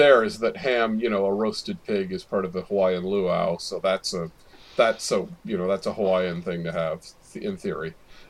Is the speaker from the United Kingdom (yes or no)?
no; Canada